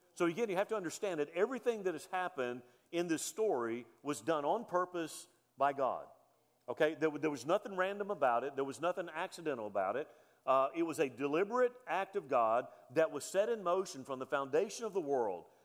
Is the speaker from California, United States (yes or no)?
no; Mobile, Alabama, United States; I was born on November the 29th, 1965 in Mobile, Alabama